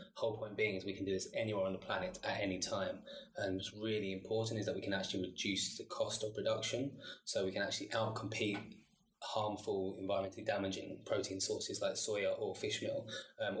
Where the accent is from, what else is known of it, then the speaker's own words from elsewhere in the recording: London, United Kingdom; moved away as an adult; I'm from South East London, born and bred, but I'm half Chilean